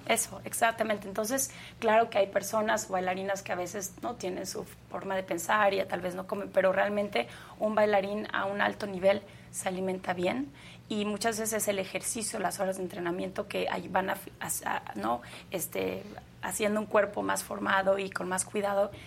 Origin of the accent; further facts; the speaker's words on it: Mexico; en mi país